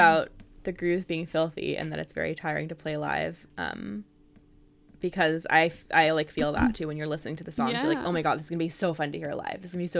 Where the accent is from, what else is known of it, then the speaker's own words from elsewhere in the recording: California, United States; I'm obviously very intrigued about all the Bay Area references because, you know, that's my home, mm-hmm. my hometown.